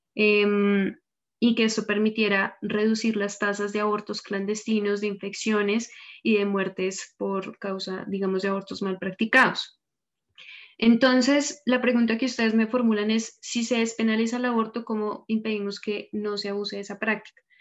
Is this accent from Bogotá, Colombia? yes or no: yes; Bogotá, Colombia; yo soy de Bogotá